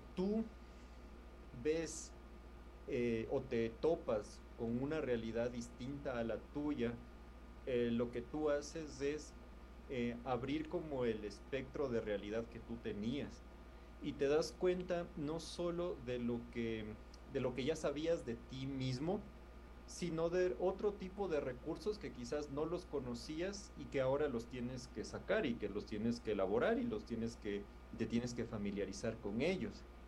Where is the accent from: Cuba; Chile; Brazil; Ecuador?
Ecuador; Quito, Pichincha; moved away as an adult; also born or lived in Lima, Peru; now in Bogotá, Colombia; soy de Quito, Ecuador